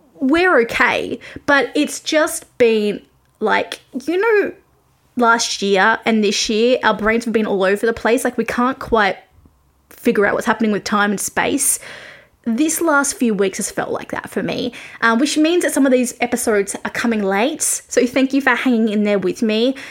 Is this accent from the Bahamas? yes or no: no; Australia; I am an Australian music journalist, currently grounded in my home country because of COVID 19